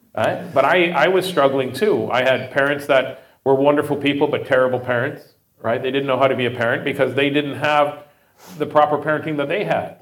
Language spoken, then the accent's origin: English; Saskatoon, Saskatchewan, Canada; also born or lived in Regina; I grew up in uh, Saskatoon. I was born in Regina, grew up in Saskatoon.